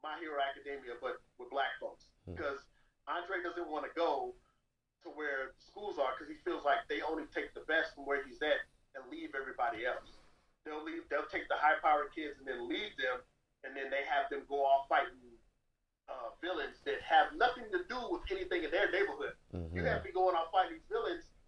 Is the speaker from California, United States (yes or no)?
yes; Moreno Valley, California, United States; also born or lived in Paramount, California / Compton, California; growing up in Southern California